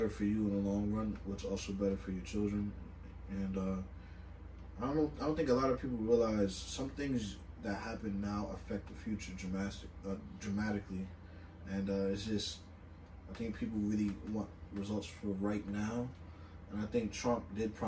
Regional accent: New York, United States; as being black or as being a New Yorker

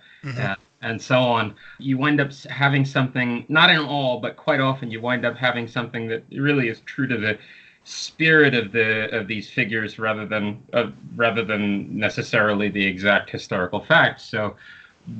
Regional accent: California, United States; I am originally from California

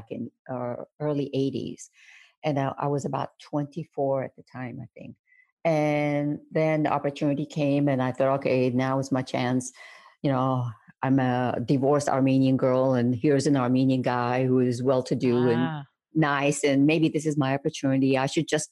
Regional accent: Baghdad, Baghdad Governorate, Iraq; moved away; my hometown, Baghdad

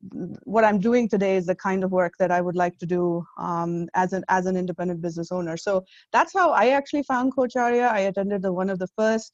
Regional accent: India; now in United States; I moved here about more than 12 years ago, actually, and I'm originally from India.

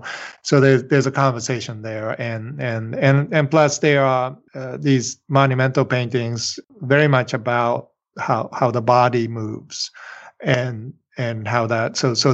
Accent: Japan; first language Japanese; English is a second language; also born or lived in Pennsylvania / New York City; now in United States; I went back to Japan. I was there for my grade school years. So my first language is Japanese.

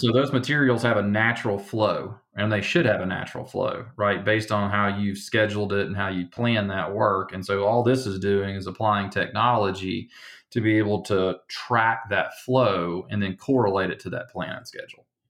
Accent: Alabama, United States; now in Denver, United States; you probably hear the accent, right? I'm from Alabama

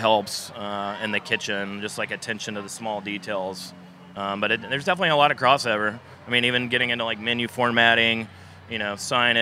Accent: Clemson, South Carolina, United States; now in Charleston, United States; I grew up in the small town of Clemson, South Carolina

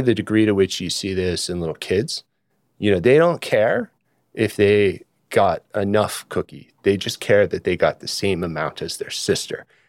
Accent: Sonoma County, California, United States; also born or lived in North Carolina; I grew up mostly in California, in Sonoma County

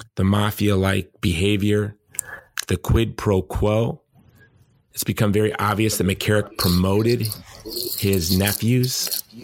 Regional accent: Hawaii, United States; my home state of Hawaii

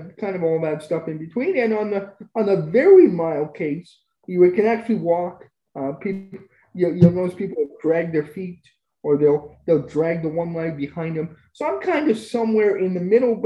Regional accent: Spruce Grove, Alberta, Canada; also born or lived in Edmonton; I grew up in Spruce Grove, moved back to Edmonton for college

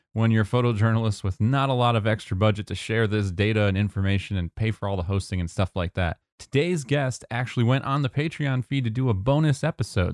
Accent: Elmira, New York, United States; now in Nashville, United States; I'm from right by Elmira, New York

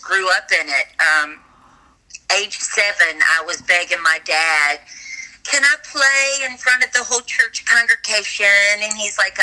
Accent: the Delta, southern United States, Louisiana, United States; I grew up in the South, in the United States, down in the Delta area

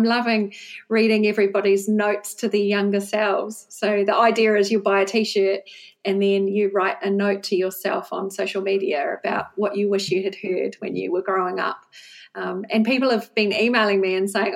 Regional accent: Wellington, New Zealand; moved away as an adult; now in Bristol, United Kingdom; we're from Wellington in New Zealand

